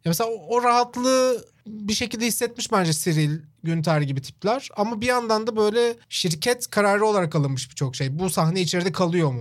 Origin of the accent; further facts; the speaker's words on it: Çorlu, Tekirdağ, Turkey; benim işte büyüdüğüm yerde de mesela Çorlu'da Kenan Gıda vardı